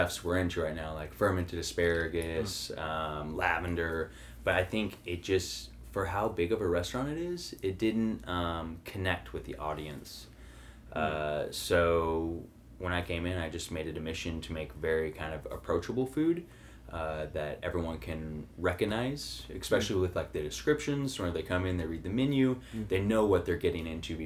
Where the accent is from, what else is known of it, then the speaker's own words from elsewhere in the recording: Farmington, Missouri, United States; moved away as an adult; also born or lived in St. Louis, Missouri; now in Illinois, United States; I was raised in Farmington, Missouri, so an hour south of St. Louis.